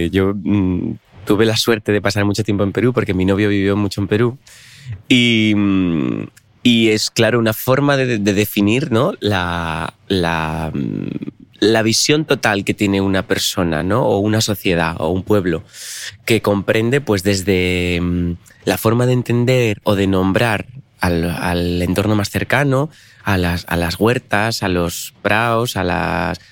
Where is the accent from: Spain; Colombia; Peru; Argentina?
Spain; Rodiezmo, Castile and León; En la casa donde estábamos de pequeños en, en Rodiezmo no había sofá ni había, había la cocina o un salón con sillas.